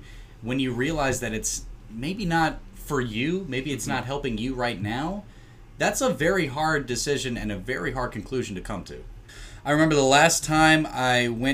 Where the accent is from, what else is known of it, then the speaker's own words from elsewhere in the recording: Tennessee, United States; now in Greencastle, United States; I'm from Tennessee, and I live near Franklin Road, which I believe has 13 churches within 2 miles of each other